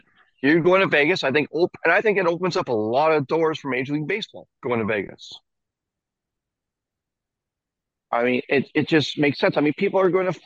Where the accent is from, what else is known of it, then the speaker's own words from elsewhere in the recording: Canada; as a Canadian